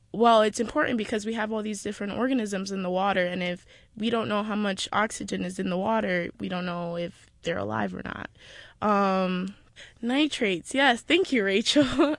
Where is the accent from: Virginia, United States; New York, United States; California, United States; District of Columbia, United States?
New York, United States; New York City; I grew up, well, really close to here in Kingsbridge.